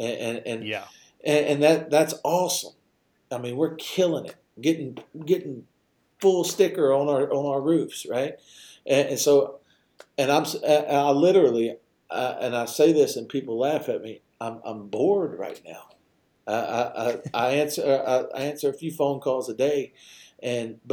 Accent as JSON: {"language": "English", "region": "Louisiana", "country": "United States", "tie": "born or raised there", "said": "when I was a kid, I grew up in Louisiana"}